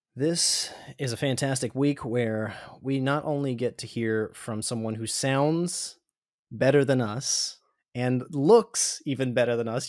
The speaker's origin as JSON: {"language": "English", "region": "Pennsylvania", "country": "United States", "said": "We're both from Pennsylvania, Josh"}